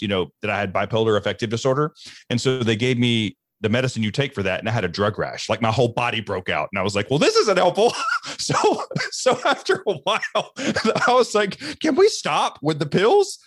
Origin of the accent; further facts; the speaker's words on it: the deep South, United States; I grew up in the South, and I grew up in the deep South in the Southern Baptist Church